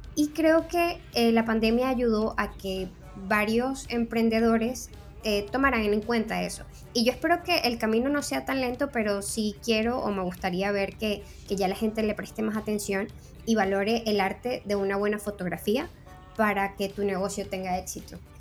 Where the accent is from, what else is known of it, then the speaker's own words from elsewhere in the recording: Venezuela; moved away as an adult; now in Spain; soy una fotógrafa venezolana tengo dos años viviendo en España